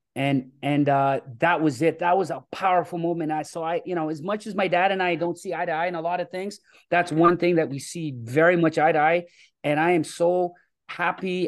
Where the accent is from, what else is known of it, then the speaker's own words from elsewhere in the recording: Toronto, Ontario, Canada; I grew up in Scarborough, uh, which is a, a, a city here in Toronto.